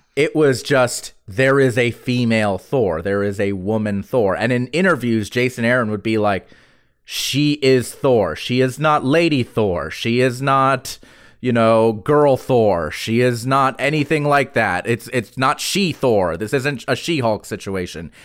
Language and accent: English; the South, United States; I'm proud to have grown up in the South